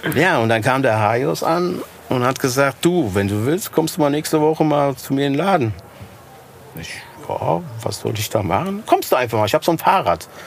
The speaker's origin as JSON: {"language": "German", "town": "Rodgau", "region": "Hesse", "country": "Germany", "said": "Ich, ja, aus Rottgau"}